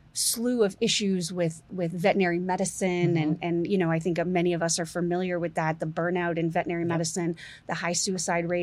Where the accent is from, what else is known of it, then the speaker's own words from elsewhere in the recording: Barrie, Ontario, Canada; moved away; I grew up in Canada. My family's all still there, just north, a small town, Barrie, just north of Toronto